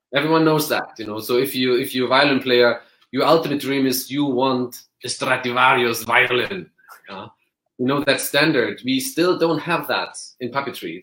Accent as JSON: {"language": "English", "country": "Germany", "tie": "born or raised there", "said": "I grew up in Germany"}